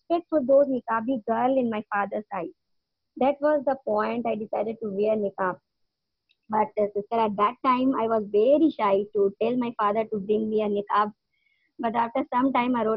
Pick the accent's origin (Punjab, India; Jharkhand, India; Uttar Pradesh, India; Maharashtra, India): Jharkhand, India; Jamshedpur; now in Chennai, India; Living in Chennai, India. Basically, born and brought up in Jamshedpur, Jharkhand, north side of India.